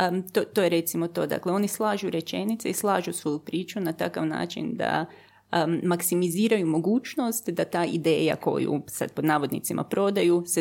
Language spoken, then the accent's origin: Croatian; Germany; now in Croatia; Onda sam se vratila u Hrvatsku sa grozno teškim naglaskom iz njemačkog jer sam polu zaboravila hrvatski pa sam hrvatski morala ponovo naučiti